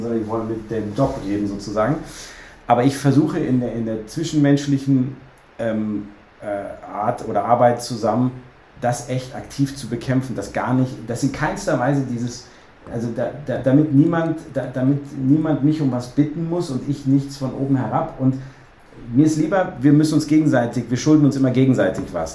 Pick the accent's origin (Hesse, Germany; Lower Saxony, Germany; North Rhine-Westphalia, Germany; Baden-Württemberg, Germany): North Rhine-Westphalia, Germany; Cologne; ich bin auch Kölner